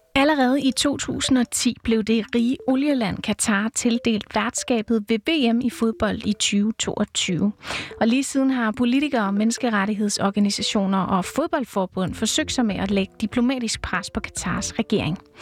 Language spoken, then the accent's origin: Danish; Brøndby, Capital Region of Denmark, Denmark; jeg er født og opvokset i Brøndby